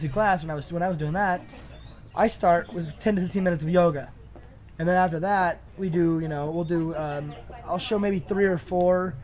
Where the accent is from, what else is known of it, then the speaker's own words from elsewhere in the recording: Belle Plaine, United States; we're from Belle Plaine